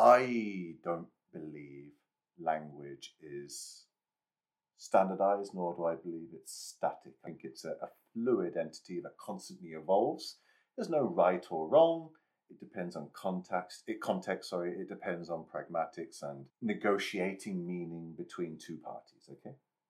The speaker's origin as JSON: {"language": "English", "region": "England", "country": "United Kingdom", "said": "So I'm from England."}